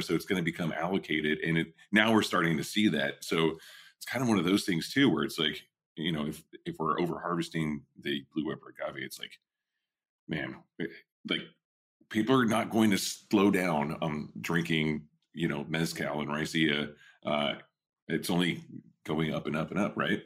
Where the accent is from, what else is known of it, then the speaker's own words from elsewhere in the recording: Southwest Oklahoma, United States; now in Northern California, United States; when I was a kid, you know, growing up in Southwest Oklahoma